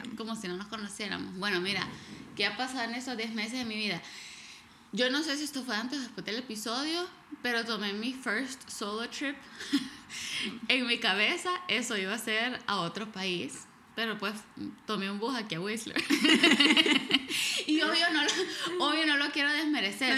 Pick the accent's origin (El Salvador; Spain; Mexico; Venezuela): El Salvador; moved away; crecí en El Salvador